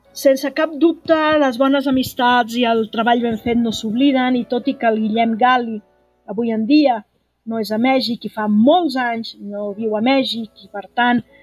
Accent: Catalonia, Spain; com a catalans

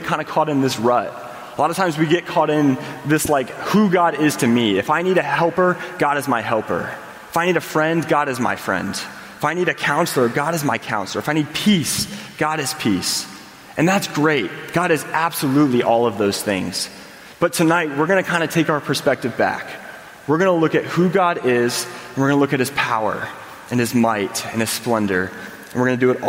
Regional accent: Indiana, United States; I grew up in Indiana

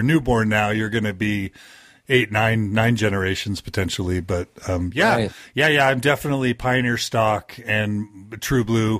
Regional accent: Texas, United States; also born or lived in Dallas / Houston; So I was raised primarily in Texas. I moved there when I was like 2 years old. I lived 5 years in Dallas and 12 years in Houston. So I consider myself a Texan.

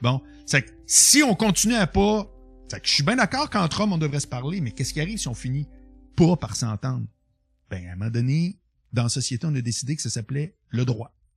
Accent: Quebec City, Quebec, Canada; moved away as an adult; now in Montreal, Canada; Je viens de Québec, mais j'ai jamais habité à Québec depuis que j'ai 25

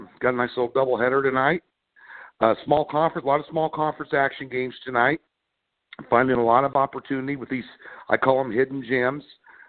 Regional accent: Midwest, United States; I grew up in the Midwest.

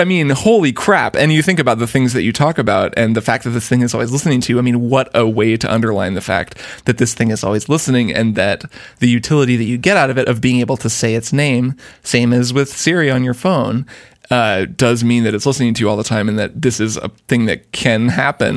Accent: Portland, United States; in my, in my hometown

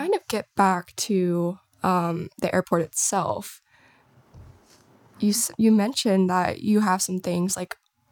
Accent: Bedford County, Virginia, United States; because I'm from Bedford County. I went through the schools here

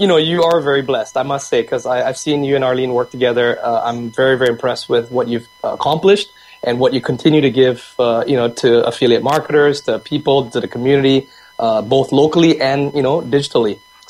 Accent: Vancouver, British Columbia, Canada; also born or lived in Singapore / Japan; I was born in Singapore in the late 70s, immigrated to Canada and to Vancouver by the age of 12, spent 12 years here growing up, naturalizing, identifying myself as a Canadian

